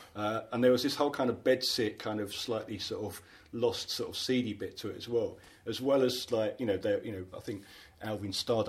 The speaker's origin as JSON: {"language": "English", "region": "London", "country": "United Kingdom", "tie": "born or raised there", "moved": "as an adult", "lives_now": "South London, United Kingdom", "said": "I was kind of growing up in North London."}